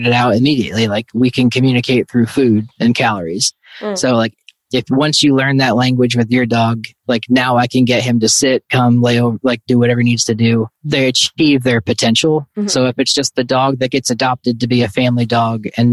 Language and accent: English; New York City, New York, United States; moved away; when I grew up in New York City